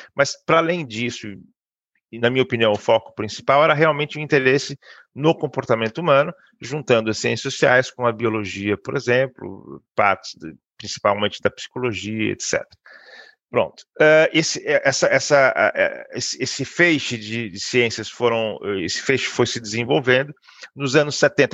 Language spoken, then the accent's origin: Portuguese; Brazil; moved away as an adult; now in Porto, Portugal; eu sou brasileiro